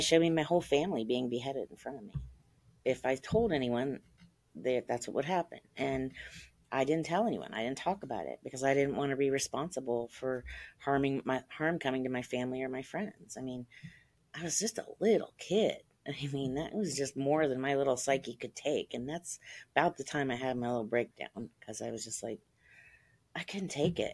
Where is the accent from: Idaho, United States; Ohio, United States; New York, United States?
Ohio, United States; I grew up in Ohio.